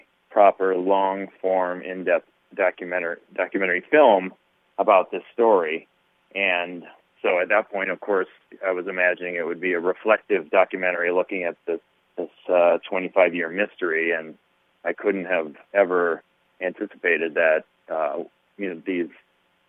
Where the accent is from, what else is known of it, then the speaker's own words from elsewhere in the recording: Minnesota, United States; I'm a Minnesota kid. I was born and raised in Minnesota